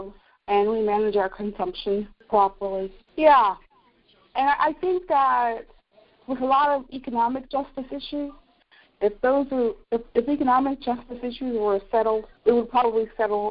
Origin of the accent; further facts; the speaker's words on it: United States; moved away as an adult; also born or lived in Brooklyn, New York / Port Townsend, Washington / Ironton, Ohio; now in North Carolina, United States; I was born in Brooklyn. I grew up where New Jersey, Pennsylvania, and New York State meet.